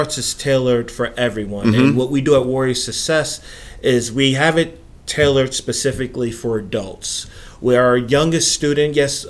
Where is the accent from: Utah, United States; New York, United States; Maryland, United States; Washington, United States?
New York, United States; Long Island; moved away; I'm originally from Long Island, New York